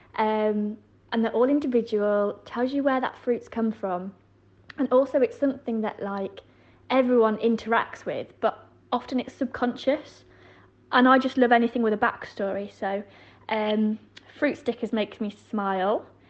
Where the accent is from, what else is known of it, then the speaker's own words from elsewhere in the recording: Yorkshire and the Humber, United Kingdom; I grew up in West Yorkshire